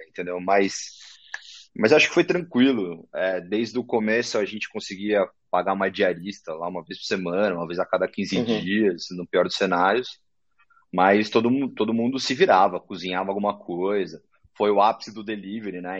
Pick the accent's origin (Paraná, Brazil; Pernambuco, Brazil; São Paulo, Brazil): São Paulo, Brazil; also born or lived in São José do Rio Preto; eu nasci, sou da zona norte de São Paulo, nasci lá no uhum. pé da Serra da Cantareira, perto do Horto Florestal. Fiquei uhum. lá, estudei desde moleque